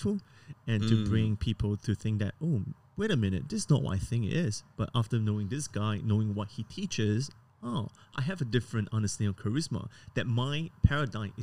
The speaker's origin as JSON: {"language": "English", "country": "Singapore", "tie": "born or raised there", "moved": "as an adult", "lives_now": "Sydney, Australia", "said": "I was born and raised in Singapore"}